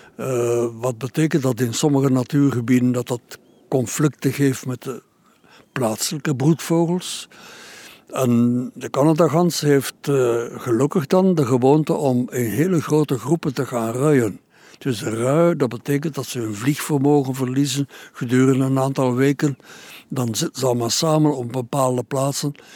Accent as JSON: {"language": "Dutch", "town": "Bruges", "region": "Flanders", "country": "Belgium", "said": "bij ons in Brugge en in Oostende"}